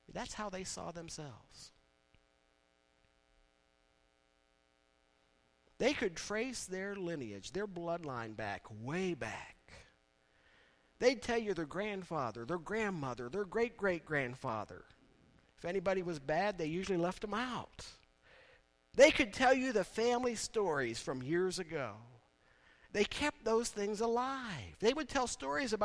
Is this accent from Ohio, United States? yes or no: yes; East Liverpool, Ohio, United States; moved away; My hometown of East Liverpool